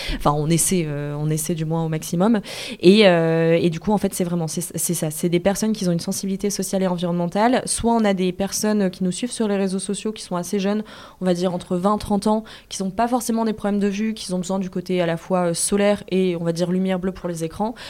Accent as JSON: {"language": "French", "town": "Lille", "region": "Hauts-de-France", "country": "France", "said": "je suis de Lille"}